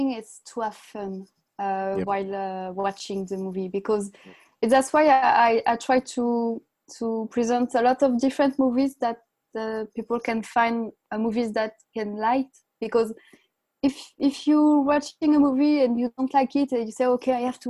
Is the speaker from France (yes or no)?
yes; France; I'm from France